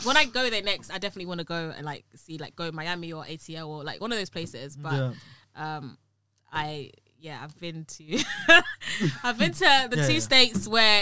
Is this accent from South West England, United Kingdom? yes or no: no; London, United Kingdom; accent: UK London; I've got a UK London accent